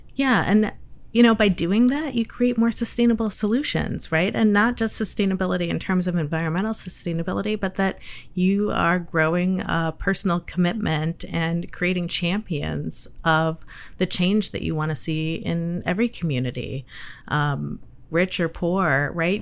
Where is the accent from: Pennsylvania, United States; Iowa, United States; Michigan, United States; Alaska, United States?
Michigan, United States; moved away as an adult; also born or lived in Cleveland, Ohio; now in Chicago, United States; I am from Michigan